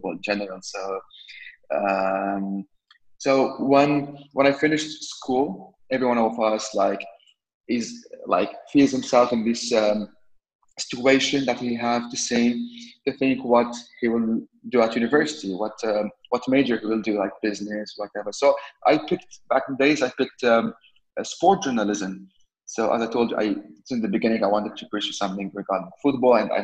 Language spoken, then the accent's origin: English; Beirut, Beirut Governorate, Lebanon; I was born in Beirut, Lebanon. I'm a Lebanese citizen.